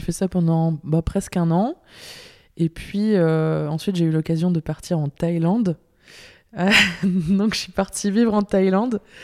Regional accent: Lille, Hauts-de-France, France; moved away as an adult; now in Belgium; je viens de Lille, du nord de la France

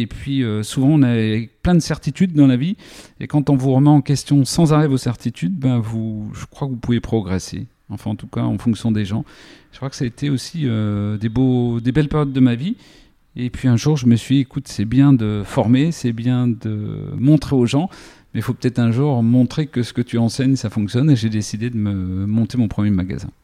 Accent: Lure, Bourgogne-Franche-Comté, France; J'ai grandi à Lure, donc entre Vesoul et Belfort dans la Haute-Saône

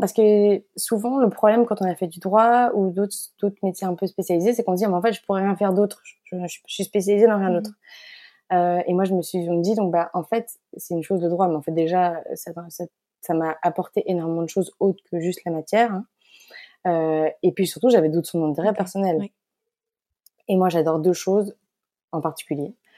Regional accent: Belgium; moved away; also born or lived in Paris; je suis belge et née en Belgique. Euh, donc, toute ma famille est belge. Euh, j'ai grandi euh, en Belgique

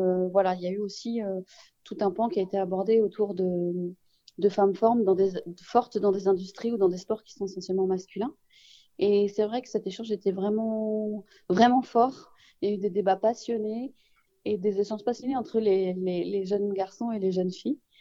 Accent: Saint-Ouen, Île-de-France, France; Djibril et moi on est de Saint-Ouen on est au Donien donc évidemment on est très fiers

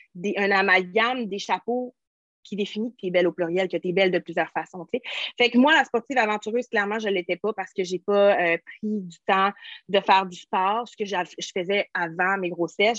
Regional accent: Quebec, Canada; moi, je suis québécoise

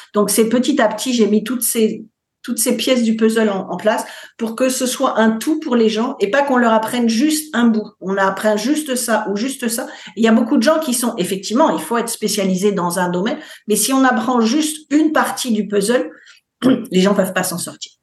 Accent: France; moved away as an adult; now in United States; Je suis française, mais je vis aux États-Unis depuis 20 ans

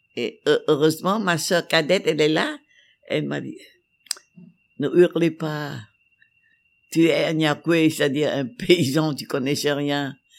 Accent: Vietnam; je suis vietnamienne

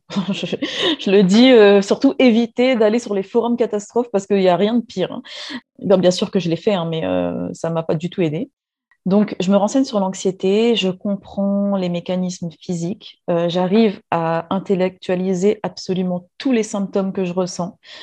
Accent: Réunion; moved away as an adult; also born or lived in metropolitan France; je suis réunionnaise, je vis actuellement euh, à La Réunion

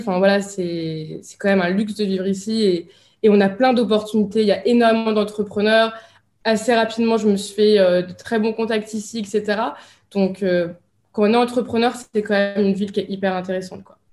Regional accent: France; moved away as an adult; now in Dubai, United Arab Emirates; je, quitte la France. Donc je suis partie vivre euh, ici à Dubaï

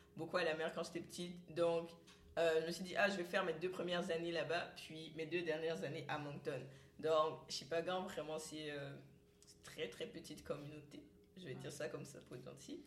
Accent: Cameroon; moved away as an adult; now in Canada; je viens du Cameroun

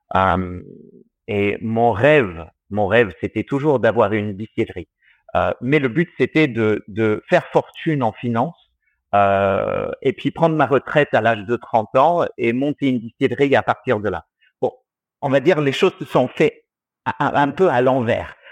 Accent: Australia; moved away as an adult; now in France; je suis franco-australien. J'ai grandi euh, en Australie et j'y suis resté jusqu'à mes 21 ans

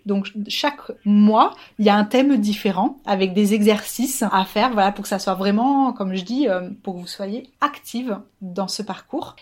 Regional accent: Toulouse, Occitania, France; je suis toulousaine

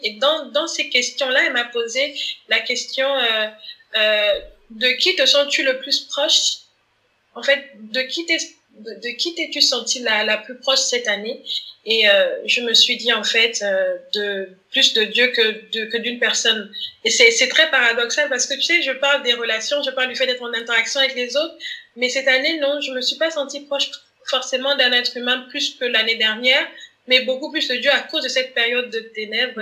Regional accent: Gabon; je suis gabonaise

